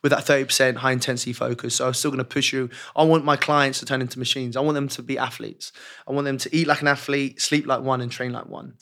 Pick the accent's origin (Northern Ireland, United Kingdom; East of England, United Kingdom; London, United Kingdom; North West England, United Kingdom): London, United Kingdom; I was obviously born and raised in West London